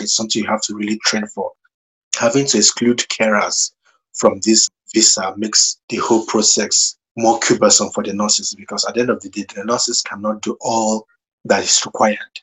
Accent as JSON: {"language": "English", "country": "Nigeria", "tie": "born or raised there", "moved": "as an adult", "lives_now": "United Kingdom", "said": "growing up in Nigeria"}